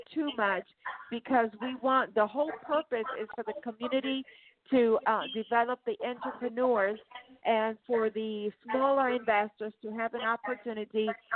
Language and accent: English; San Jose, California, United States; also born or lived in Torrance / Lancaster; I'm a native of San Jose, California. I was born there. And I lived in Torrance and I lived in Lancaster